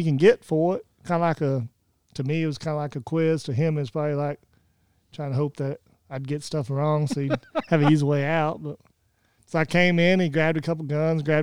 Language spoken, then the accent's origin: English; Oklahoma, United States; moved away as an adult; now in Findlay, United States; Lived in Oklahoma my whole life